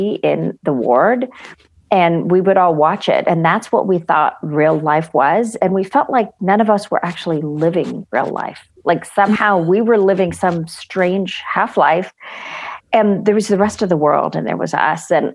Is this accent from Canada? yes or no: no; Chennai, Tamil Nadu, India; My parents are Christians and I grew up in Madras, India